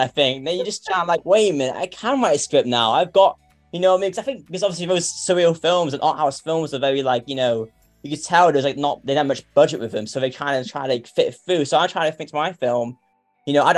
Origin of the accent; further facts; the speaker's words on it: North Wales, United Kingdom; I'm from North Wales in UK.